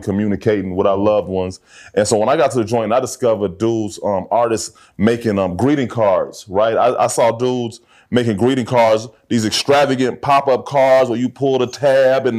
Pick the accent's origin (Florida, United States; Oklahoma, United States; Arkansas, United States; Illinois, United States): Illinois, United States; Chicago; I grew up, you know, I'm from Hyde Park.